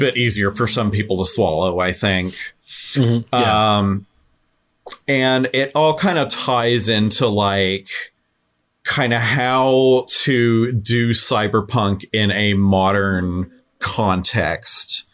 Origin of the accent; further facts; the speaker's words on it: San Diego, California, United States; I grew up in San Diego